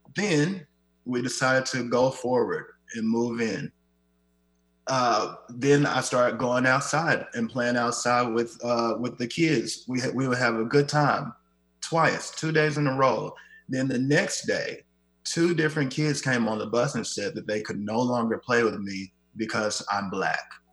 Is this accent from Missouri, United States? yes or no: yes; Kansas City, Missouri, United States; moved away as an adult; now in Seattle, United States; my hometown that they have been, Kansas City